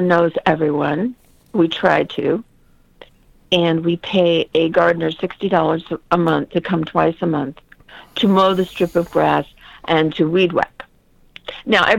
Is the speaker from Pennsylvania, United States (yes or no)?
no; San Bernardino, California, United States; I was born and raised in San Bernardino